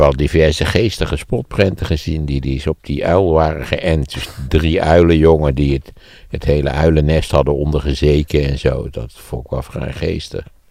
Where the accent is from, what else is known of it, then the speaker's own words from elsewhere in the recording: Netherlands; ik was een typische Nederlander